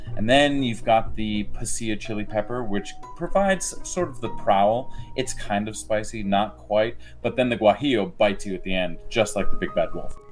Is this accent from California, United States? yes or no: no; Iowa, United States; I'm from Iowa, and like the pig pigs here are a huge thing